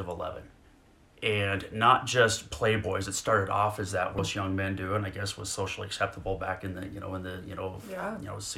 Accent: Denver, Colorado, United States; also born or lived in Arizona; I grew up here in Denver

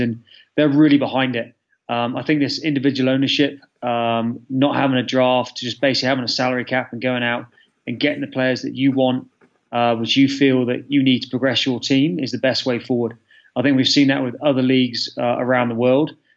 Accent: Bath, South West England, United Kingdom; moved away as an adult; also born or lived in Exeter / Boston / Chicago; now in United States; I grew up in Bath in England. Then went to University of Exeter and came straight over here to go to grad school.

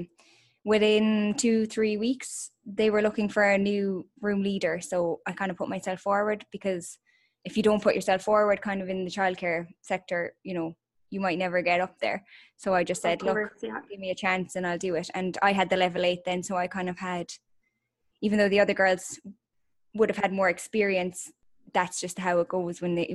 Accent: Killarney, Munster, Ireland; moved away as an adult; we are originally from Killarney

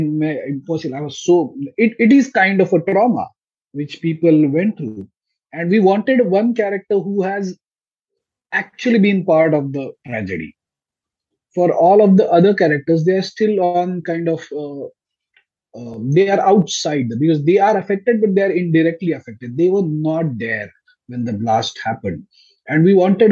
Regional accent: Pune, Maharashtra, India; I am from Pune, so I am kind of outsider to Mumbai

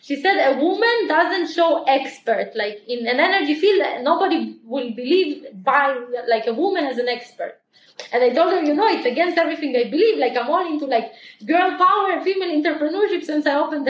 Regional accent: small town in the north of Israel, Northern District, Israel; also born or lived in Ukraine; we immigrated from Ukraine to Israel. We immigrated to a super small town in Israel called Appoint

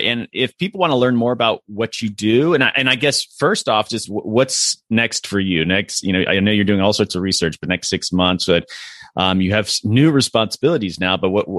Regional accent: Florida, United States; You know, I grew up in Florida

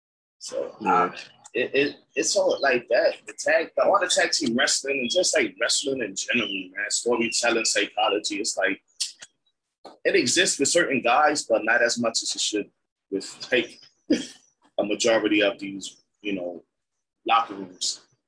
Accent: New York, United States; People love when they find out I'm from New York.

